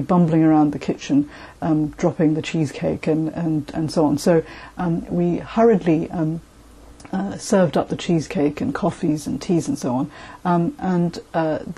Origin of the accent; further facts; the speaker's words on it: Malaysia; now in London, United Kingdom; I was born in Malaysia and I currently live in London